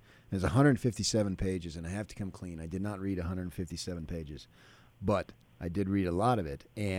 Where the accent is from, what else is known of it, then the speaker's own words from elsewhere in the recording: New Jersey, United States; now in Utah, United States; I was born in North Jersey.